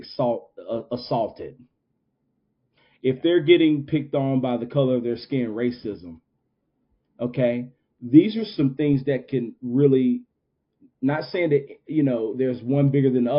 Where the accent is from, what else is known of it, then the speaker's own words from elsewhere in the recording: Winston-Salem, North Carolina, United States; in my hometown